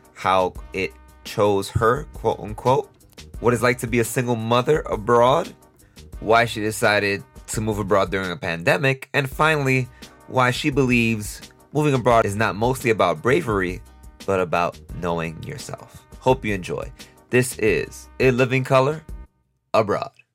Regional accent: New York City, New York, United States; moved away; I'm from New York City

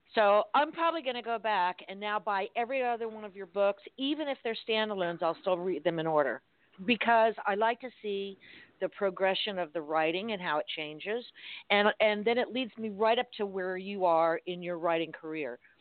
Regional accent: Miami, Florida, United States; I'm from Miami

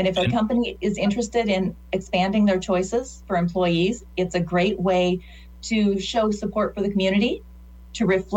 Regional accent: Northeast Nebraska, United States; So I grew up in Northeast Nebraska

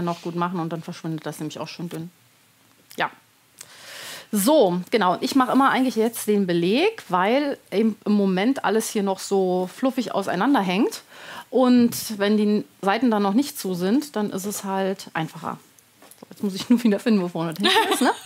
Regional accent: Berlin, Germany; now in near Frankfurt, Germany; ich wohne in der Nähe von Frankfurt. Genau, bin aber geborene Berlinerin.

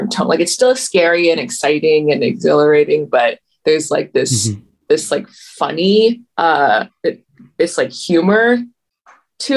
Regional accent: Toronto, Ontario, Canada; I grew up in Toronto in the 2000s

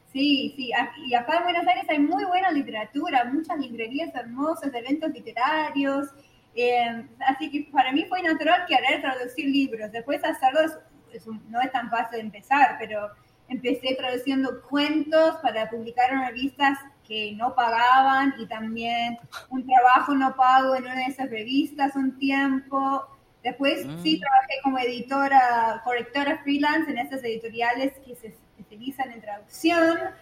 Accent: Texas, United States; Spanish is a second language; Texas, de donde soy

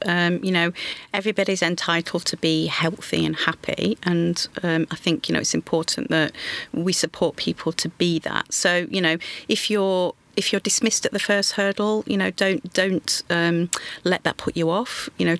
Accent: Grimsby, Yorkshire and the Humber, United Kingdom; So I grew up in Grimsby in Lincolnshire.

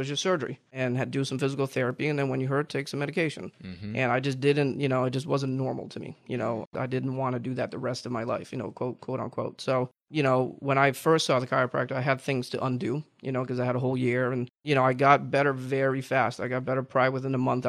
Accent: Jupiter, Florida, United States; also born or lived in Virginia; I grew up here in Jupiter, Florida

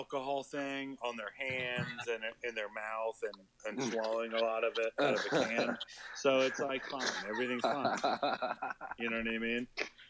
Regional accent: West Coast, United States; where I grew up on the West Coast.

